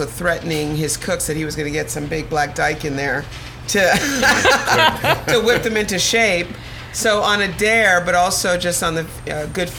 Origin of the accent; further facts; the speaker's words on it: Connecticut, United States; moved away; also born or lived in Jamaica / Brooklyn, New York; I grew up in Connecticut. Well, first I'm transplanted from Jamaica to Connecticut, homogenized in Connecticut from I was six